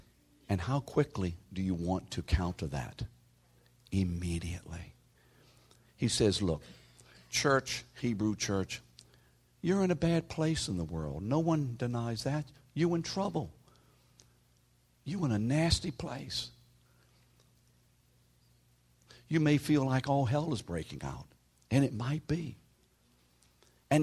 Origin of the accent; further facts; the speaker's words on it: New Orleans, Louisiana, United States; You see, we from New Orleans, we didn't get trained that way.